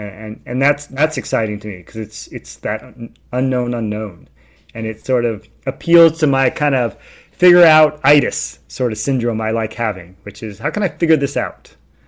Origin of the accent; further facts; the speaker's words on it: California, United States; also born or lived in New York, United States; so I grew up in California, and when I graduated from college, I ended up spending 2 years in New York